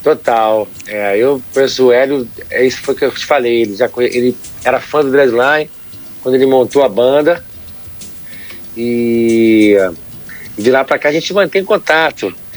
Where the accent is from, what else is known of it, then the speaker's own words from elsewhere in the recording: Rio de Janeiro, Brazil; a gente da Zona Sul